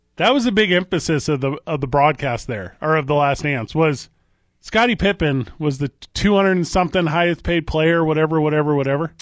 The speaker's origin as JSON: {"language": "English", "town": "East St. Louis", "region": "Illinois", "country": "United States", "tie": "born or raised there", "moved": "yes", "said": "I always say I grew up in Saint Louis. I grew up in East Saint Louis"}